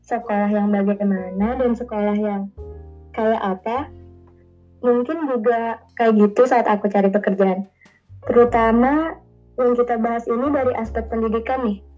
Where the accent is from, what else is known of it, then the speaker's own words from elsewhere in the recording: South Kalimantan, Indonesia; Aku dari Prehari, Kalimantan Selatan.